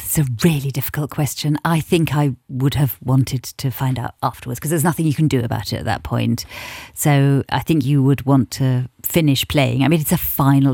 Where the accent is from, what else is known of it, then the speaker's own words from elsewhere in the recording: England, United Kingdom; I'm English, British